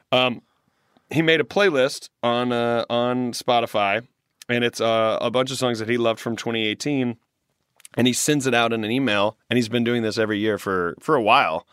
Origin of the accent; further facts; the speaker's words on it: Greenville, the South, United States; also born or lived in Washington, D.C. / New York City; now in Los Angeles, United States; When I go back to my hometown in Greenville